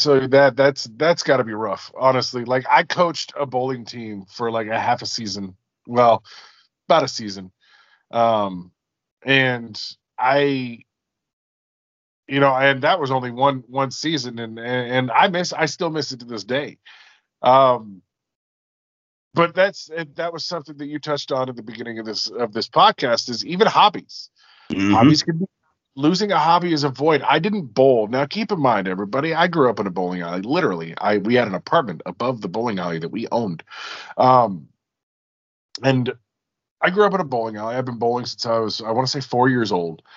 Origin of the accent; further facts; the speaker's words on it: Alaska, United States; also born or lived in Washington State; now in Washington, United States; I'm originally from Alaska and I live in Washington State